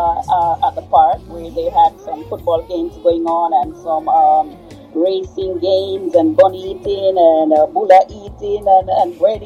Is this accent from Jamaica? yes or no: yes; Saint James, Jamaica; Yeah, I was born in St. James.